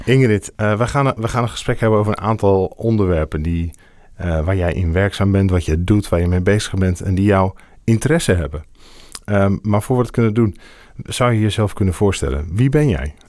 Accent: Assen, Drenthe, Netherlands; ik ben zelf geboren in Assen

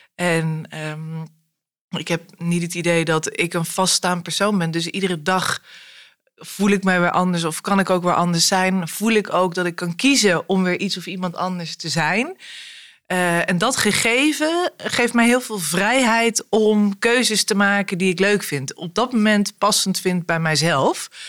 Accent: Arnhem, Gelderland, Netherlands; ik ben in Arnhem opgegroeid

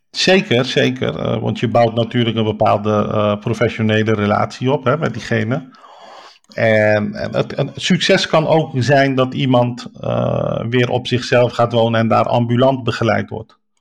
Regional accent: Rotterdam, South Holland, Netherlands; ik kom dus uit Rotterdam, geboren en getogen. waarschijnlijk ook aan mijn accent een beetje te horen.

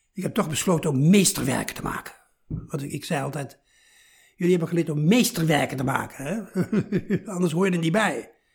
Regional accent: 's-Hertogenbosch, North Brabant, Netherlands; Ik ben opgegroeid in Zettogenbos

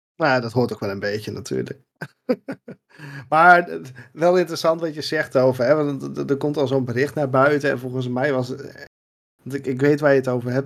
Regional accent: Netherlands; ons als Nederlanders

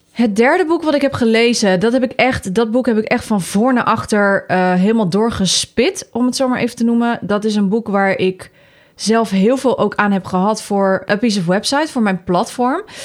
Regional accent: Netherlands; wij als Nederlanders

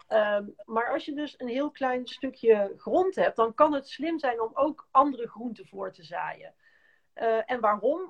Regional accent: North Brabant, Netherlands; moved away as an adult; ik kom oorspronkelijk uit Brabant en we hadden een hele grote tuin.

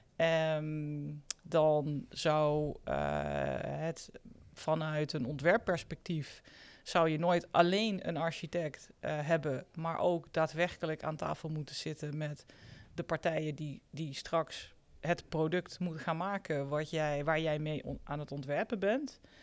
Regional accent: North Brabant, Netherlands; ik kom uit Brabant, dus vroeger zeiden wij bouwketen

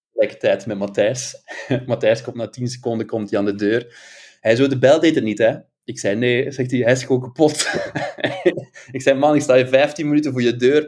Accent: Ghent, Flanders, Belgium; accent: Belgian; moved away as an adult; now in Amsterdam, Netherlands; aan mijn stemgeluid kan je horen dat ik een Belg ben. Ik uh, ben afkomstig uit Gent

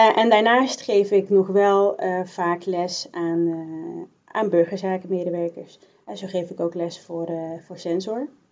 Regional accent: Bergen op Zoom, North Brabant, Netherlands; now in 's-Hertogenbosch, Netherlands; Ik ben geboren en opgegroeid in Bergen op Zoom, dus de andere kant van, van Brabant.

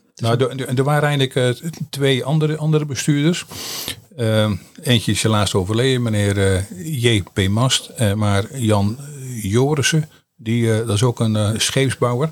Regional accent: Sommelsdijk, South Holland, Netherlands; geboren in Sommelsdijk en woon in Sommelsdijk

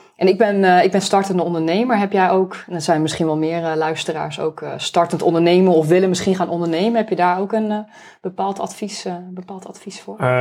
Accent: Netherlands

